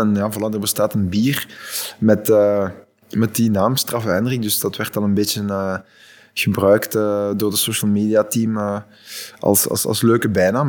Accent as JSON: {"language": "Dutch", "region": "Flanders", "country": "Belgium", "said": "als Vlaming"}